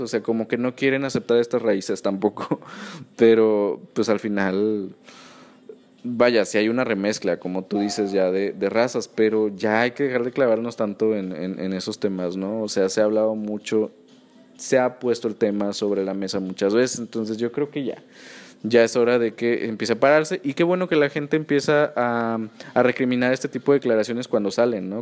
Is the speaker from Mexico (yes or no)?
yes; Mexico